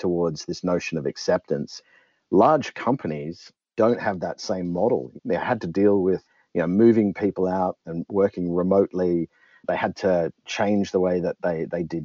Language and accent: English; Australia; I'm Australian and I started my career down south